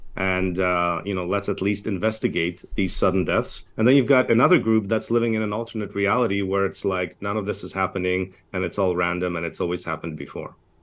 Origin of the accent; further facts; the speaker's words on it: Canada; I'm a Canadian, uh, physician